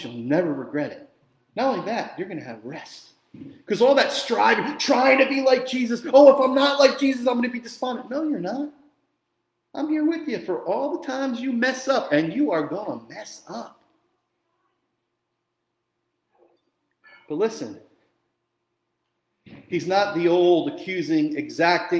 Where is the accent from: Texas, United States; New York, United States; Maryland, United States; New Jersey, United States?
New Jersey, United States; Jersey Shore; I grew up in the Jersey Shore